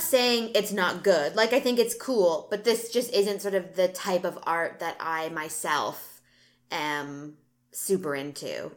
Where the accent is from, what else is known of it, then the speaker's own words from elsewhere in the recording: Canada; we're Canadian